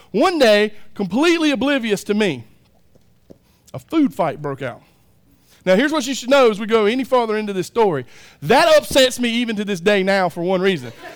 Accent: United States; I'm American

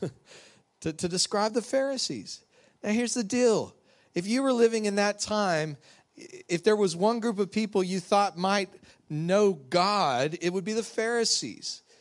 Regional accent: West Texas, United States; moved away as an adult; now in Louisiana, United States; somebody who grew up out in Texas, West Texas

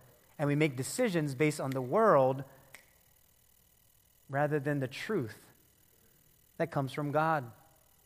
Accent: Philippines; I'm the Filipino

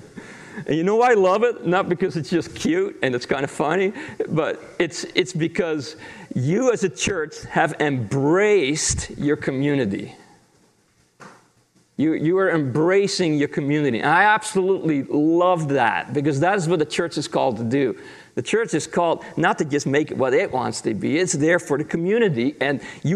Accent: Netherlands; moved away; I grew up in Holland in a pastor's family

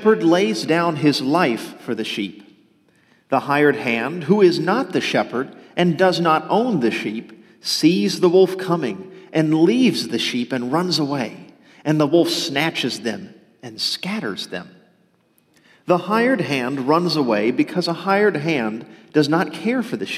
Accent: outside of Dallas, Texas, United States; also born or lived in southern Louisiana (family ancestry); I was born in Texas, outside of Dallas, actually, but most of my family for several generations have come from the southern Louisiana area

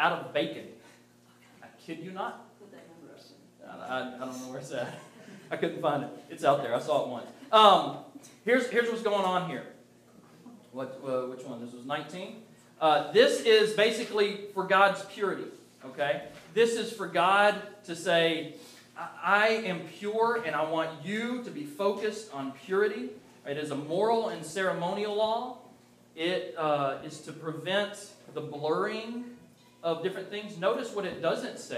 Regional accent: the South, United States; I grew up in the South

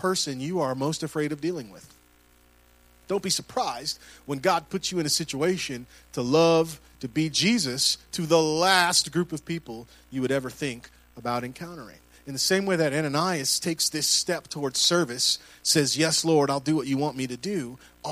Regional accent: Puerto Rico; I'm Puerto Rican

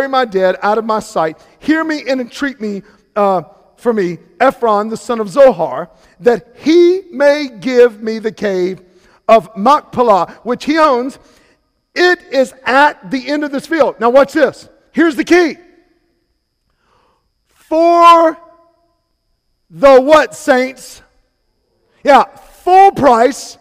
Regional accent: Salisbury, North Carolina, United States; moved away as an adult; now in Charleston, United States; I am from Salisbury, North Carolina

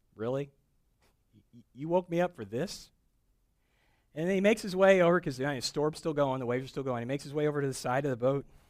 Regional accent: Midwest, United States; moved away; also born or lived in East Tennessee; I grew up in the Midwest.

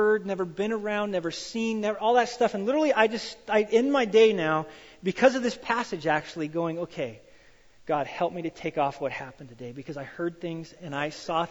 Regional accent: Wyoming, United States; I grew up in Wyoming and I grew up on a farm

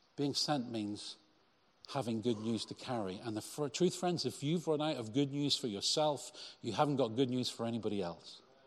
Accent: Cheltenham, South West England, United Kingdom; my church in Cheltenham growing up

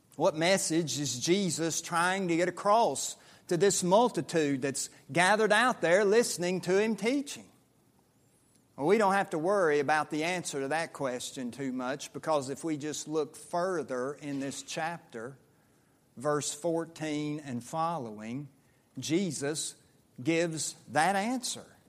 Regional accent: Statesville, North Carolina, United States; moved away; I was growing up in the New Sterling Associate Reformed Presbyterian Church in western Iredell County, outside of Statesville, North Carolina

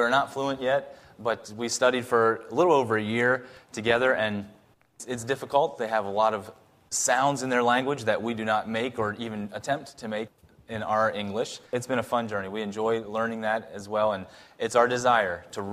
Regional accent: Lititz, Pennsylvania, United States; I grew up, I'm from the Lititz and Mannheim area, and that's where we live right now

